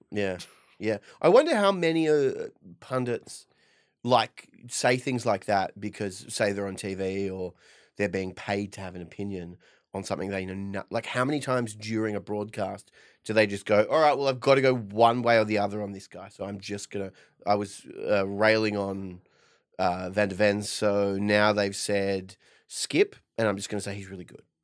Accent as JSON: {"language": "English", "town": "Perth", "region": "Western Australia", "country": "Australia", "said": "I'm from Perth"}